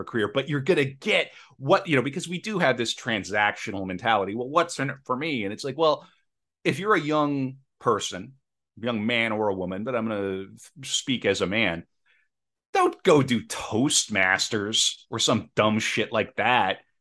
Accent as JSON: {"language": "English", "region": "Midwest", "country": "United States", "lives_now": "Saint Paul, United States", "said": "I come from the Midwest"}